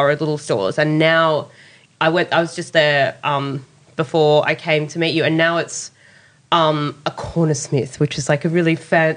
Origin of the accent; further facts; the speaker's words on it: Sydney, New South Wales, Australia; I grew up in the Inner West in Annandale